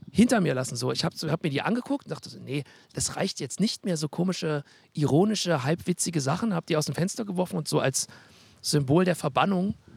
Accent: Halle, Saxony-Anhalt, Germany; Als Hallenser

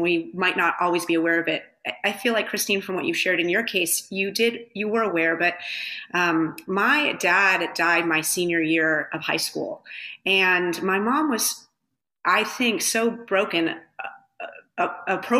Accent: Southern California, United States; I grew up in Southern California.

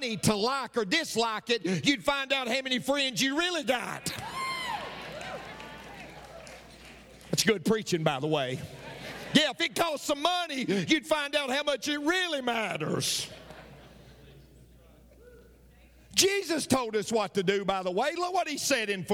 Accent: Tennessee, United States; I'm from Tennessee.

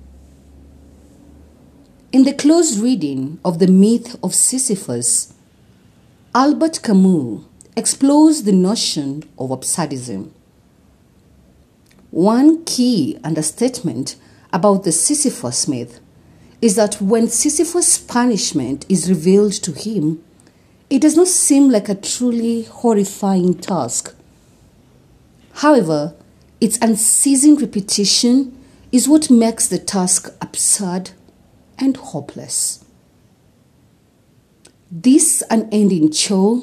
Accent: Kenya; I am uniquely Kenyan and relevantly African

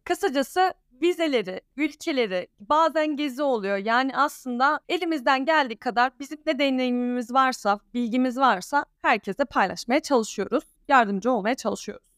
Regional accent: Alanya, Antalya, Turkey; first language Danish; Turkish is a second language; also born or lived in Denmark; now in Ankara, Turkey; ben Türkiye'de doğdum, Alanya'da doğdum. Çok kişi bilmiyor ama iki ana dilim var. İlk öğrendiğim dil Danca, ikincisi Türkçe.

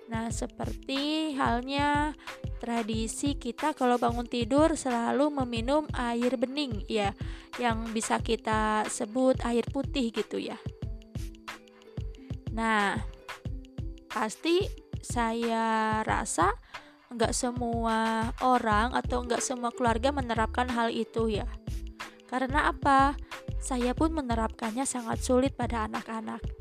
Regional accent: West Java, Indonesia; accent: Sundanese; Oh ya maaf ya karena saya emang dari Sunda jadi suka ada imbuhan-imbuhan khas Sunda gitu

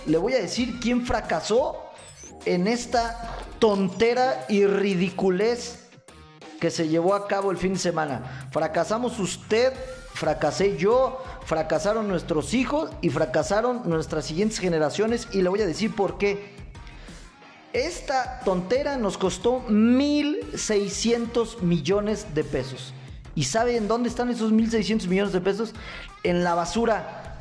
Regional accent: Michoacán, Mexico; los michoacanos somos gente pensante

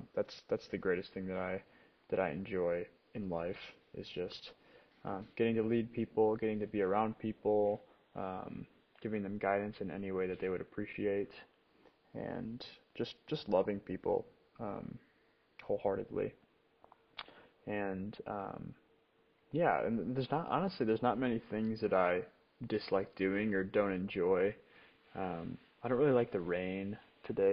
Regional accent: Rockford, Illinois, United States; moved away as an adult; now in Kalamazoo, United States; I grew up in Rockford, Illinois, which is 50 minutes

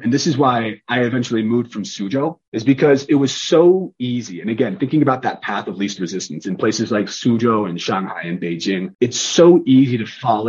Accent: California, United States; moved away as an adult; also born or lived in Chengdu, China; I'm 32. I'm from California originally. Spent most of my time in China, in Chengdu and second and third tier cities. Have been marooned outside of China now for 2.5 years, which is the longest since I was 20 years old.

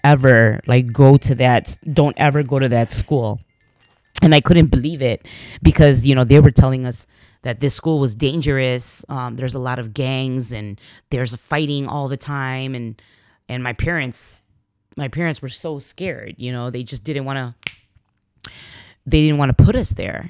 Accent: Chicago, Illinois, United States; I was born in Chicago

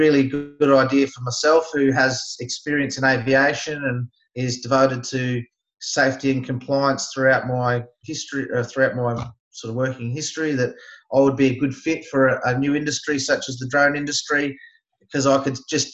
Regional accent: Barossa Valley, South Australia, Australia; I'm from South Australia, born and raised, grew up in the Barossa Valley

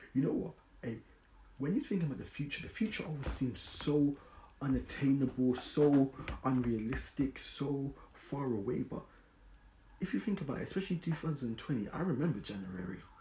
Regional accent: London, United Kingdom; I grew up in South London, Brixton.

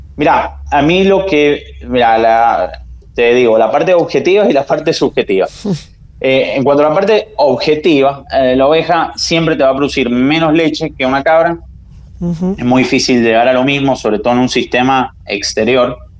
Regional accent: San Juan, Argentina; Yo soy de San Juan

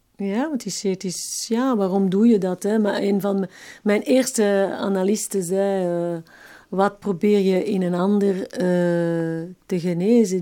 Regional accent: Evere, Brussels-Capital Region, Belgium; accent: Brussels dialect; also born or lived in Schaerbeek; Ik werd in Schaarbeek geboren, maar ik heb ehm, in Evere heel mijn jeugd gewoond.

